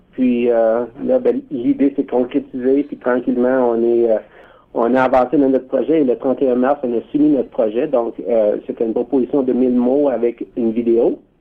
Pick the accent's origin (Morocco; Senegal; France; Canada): Canada; Ontario; on a quelque chose de spécial en tant que franco-ontarien qui nous unit